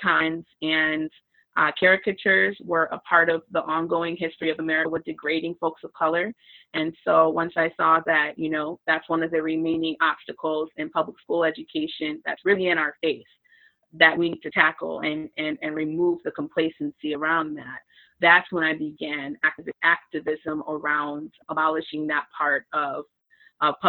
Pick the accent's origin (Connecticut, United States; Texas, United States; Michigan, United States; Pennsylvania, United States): Michigan, United States; Lansing; moved away as an adult; now in Kalamazoo, United States; I'm from Lansing originally. That's where I was born and raised